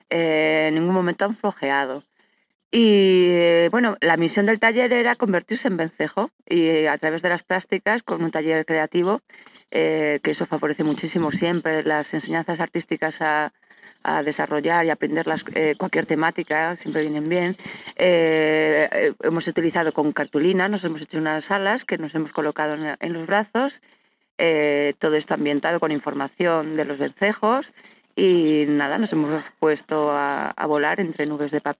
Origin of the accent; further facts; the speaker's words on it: La Mata de Quintanar, Castile and León, Spain; yo eh, aquí desde la Mata de Quintanar.